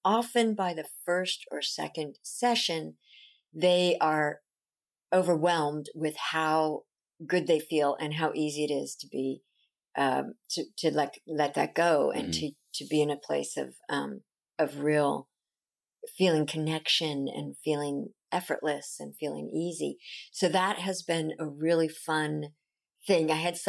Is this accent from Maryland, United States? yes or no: no; Long Beach, California, United States; Long Beach.